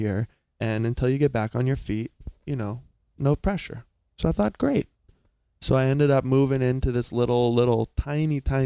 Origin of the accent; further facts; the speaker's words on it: South Carolina, United States; moved away; also born or lived in California; I'm from a small, small town in South Carolina.